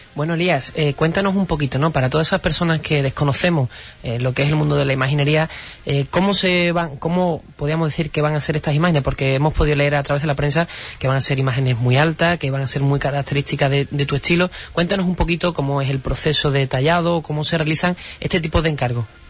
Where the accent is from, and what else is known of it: Huelva, Andalusia, Spain